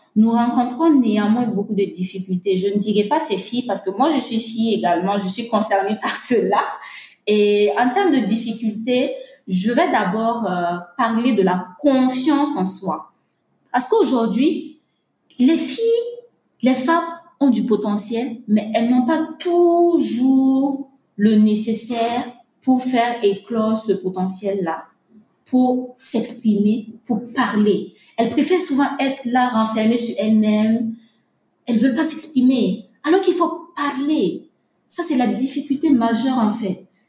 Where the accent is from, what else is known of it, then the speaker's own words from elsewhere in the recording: Burkina Faso; chez nous au Burkina Faso